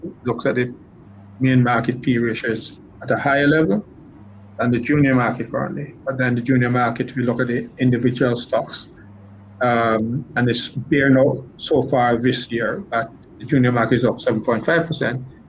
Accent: Jamaica; I'm a, I'm a Jamaican

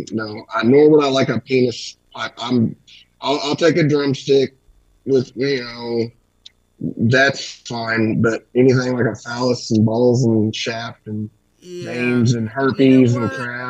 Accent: Kentucky, United States; now in Illinois, United States; I was born in Kentucky, but I live in Illinois.

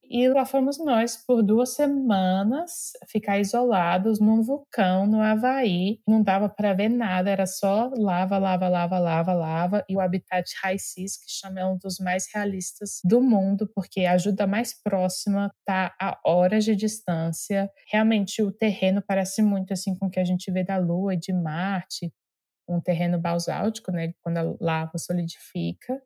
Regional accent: Brasília, Federal District, Brazil; eu sou de Brasília, né, nasci, cresci lá

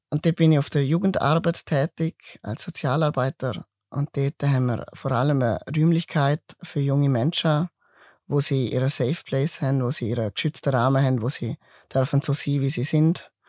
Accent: Switzerland; Genau, weil ich bin Schweizer.

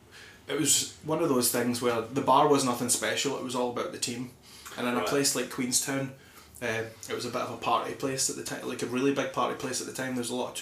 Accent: Paisley, Scotland, United Kingdom; moved away as an adult; also born or lived in Darwin, Australia; now in New Zealand; I'm from Paisley in Scotland.

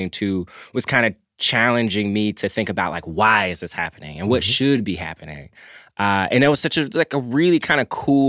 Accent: Memphis, Tennessee, United States; I grew up in Memphis

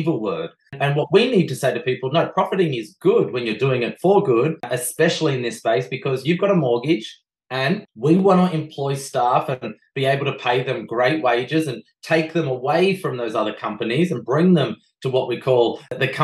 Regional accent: Australia; I bring my Belgian beautiful partner to Australia

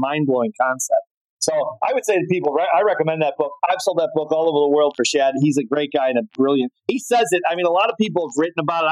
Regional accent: Chicago, Illinois, United States; I grew up in Chicago, which was one of the strongholds in the entire world of tennis

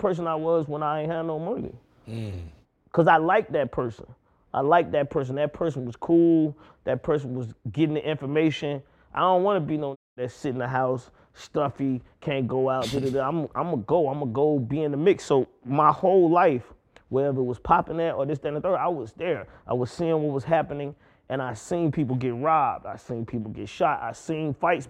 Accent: College Park, Georgia, United States; I'm from College Park. I'm from Old National Highway

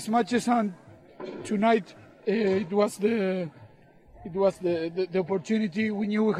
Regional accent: Uruguay; English is a second language; We are all from Uruguay, where we all live there.

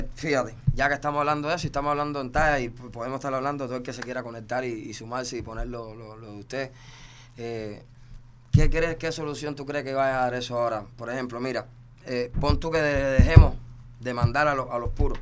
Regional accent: Cuba; now in Miami, United States

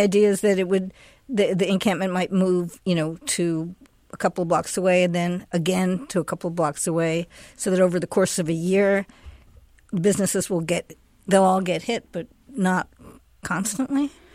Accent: East Coast, United States; now in Seattle, United States; I grew up on the East Coast.

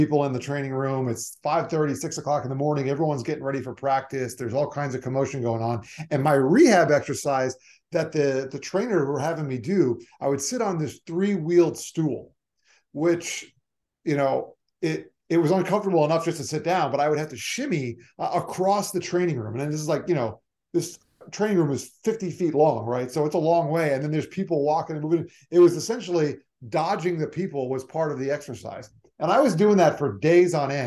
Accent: Weston, Florida, United States; also born or lived in Long Island, New York; I mostly grew up in South Florida. I consider myself a Floridian

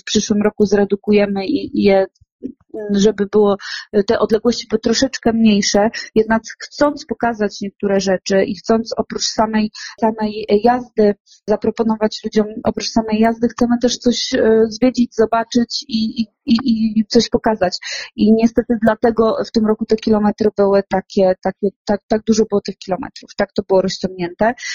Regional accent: Świętokrzyskie Voivodeship, Poland; my jesteśmy ze Świętokrzyskiego

